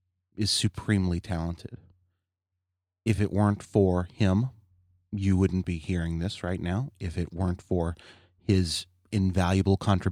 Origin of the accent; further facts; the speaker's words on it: Kentucky, United States; My folks, you know, I grew up in Kentucky, and my folks divorced